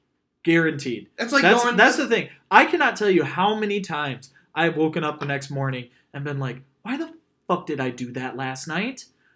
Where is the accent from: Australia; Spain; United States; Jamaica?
United States; Midwest; we were born and raised in the Midwest